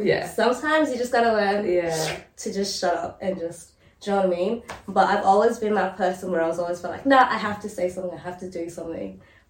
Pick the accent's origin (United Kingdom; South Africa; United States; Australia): Australia; growing up in Australia episodes and like just being a black person in this country and in this generation